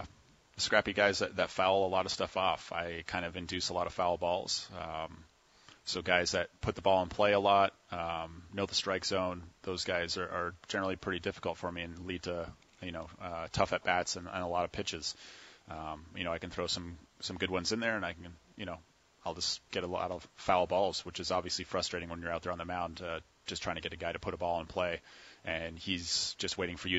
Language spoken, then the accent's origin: English; Port Dover, Ontario, Canada; moved away; My first pitching coach in the hometown of Port Dover, where I grew up, Port Dover, Ontario